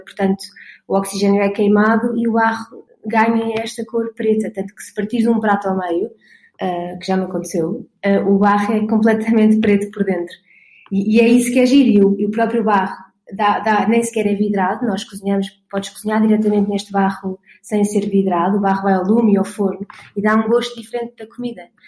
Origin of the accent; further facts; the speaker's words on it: Portugal; eu sou portuguesa